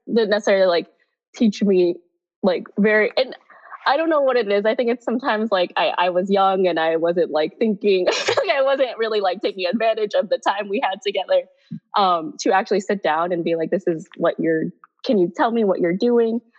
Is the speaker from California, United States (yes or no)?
yes; Bay Area, California, United States; now in New York, United States; I'm technically from the Bay Area and stuff, or originally from the Bay Area.